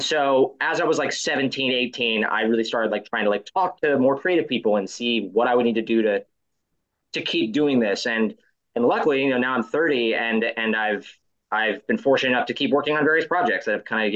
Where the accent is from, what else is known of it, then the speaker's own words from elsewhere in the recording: near Orlando, Florida, United States; I grew up in Florida. And when I was growing up there, I was sort of near Orlando. I was in a small town, but I was like 40 minutes outside of Orlando.